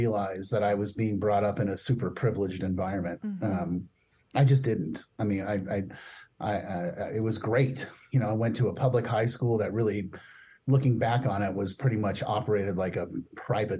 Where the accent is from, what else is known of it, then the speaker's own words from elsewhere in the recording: Palo Alto, California, United States; I grew up, I was born in 1964 in Palo Alto, California. And, you know, it was really interesting growing up in Palo Alto